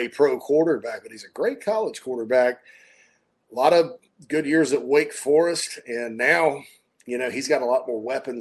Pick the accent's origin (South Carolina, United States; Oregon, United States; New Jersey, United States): South Carolina, United States; I'm from South Carolina.